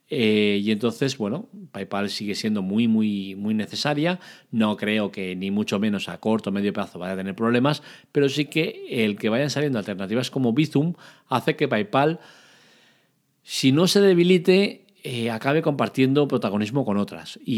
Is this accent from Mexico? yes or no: no; Catalonia, Spain; Para eso soy catalán y soy de puño agarrado.